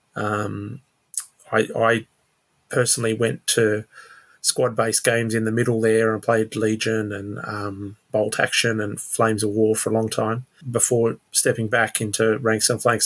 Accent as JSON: {"language": "English", "town": "Sydney", "region": "New South Wales", "country": "Australia", "tie": "born or raised there", "lives_now": "Blue Mountains, Australia", "said": "I grew up in Sydney and moved up to the mountains about five years ago."}